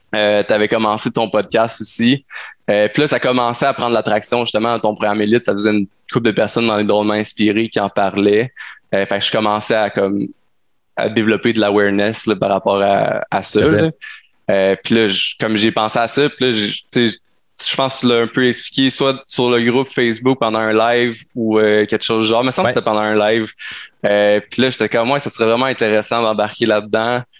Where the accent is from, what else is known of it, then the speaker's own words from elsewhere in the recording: Sherbrooke, Quebec, Canada; je suis un entrepreneur de Sherbrooke